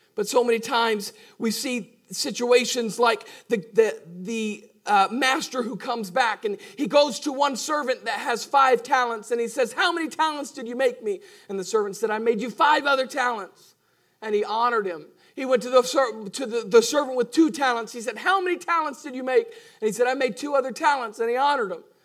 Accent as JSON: {"language": "English", "country": "United States", "said": "we're Americans"}